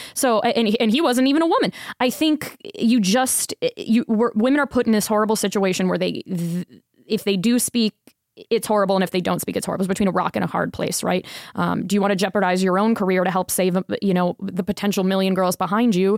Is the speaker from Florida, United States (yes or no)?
yes; Tampa, Florida, United States; moved away as an adult; also born or lived in Sarasota, Florida; now in Las Vegas, United States; I grew up in Tampa, spent the last ten years, um, between Tampa and Sarasota